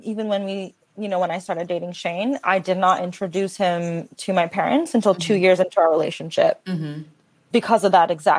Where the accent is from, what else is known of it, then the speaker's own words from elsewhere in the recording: Redlands, California, United States; growing up in Redlands, it's a small town. Like, there wasn't a lot of diversity where I grew up